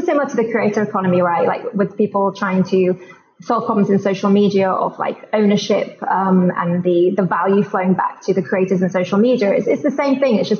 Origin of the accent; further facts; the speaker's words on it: London, United Kingdom; I'm from London